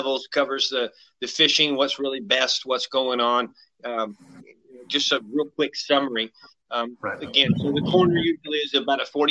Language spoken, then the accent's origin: English; West Coast, United States; now in Texas, United States; I grew up on the West Coast